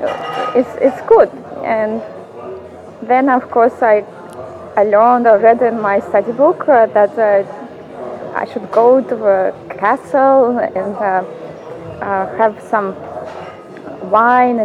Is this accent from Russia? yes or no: yes; Russia; first language Russian; English is a second language; moved away as an adult; also born or lived in United States / Uzbekistan / Warsaw, Poland; now in Slovakia; I was raised in Russia, and then I moved 15 years ago to the US for family reasons.